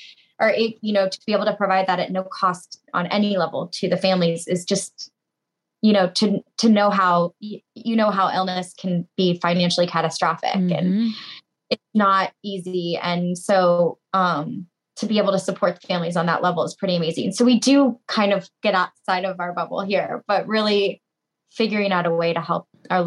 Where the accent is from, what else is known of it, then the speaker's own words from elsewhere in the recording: Tampa, Florida, United States; my hometown, which is where we are now in Tampa